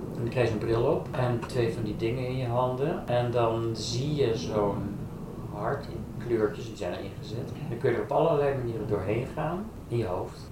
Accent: Haarlem, North Holland, Netherlands; ik kom oorspronkelijk uit Haarlem. Daar ben ik opgegroeid.

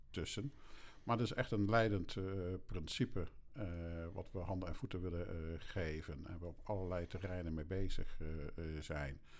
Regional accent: Erika, Drenthe, Netherlands; born there; Ik ben geboren in Erika. Drenthe. Zuidoost-Drenthe.

